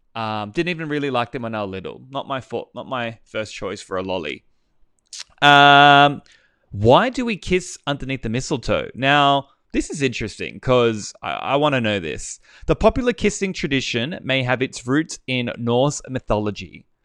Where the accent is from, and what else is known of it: Australia; accent: bogan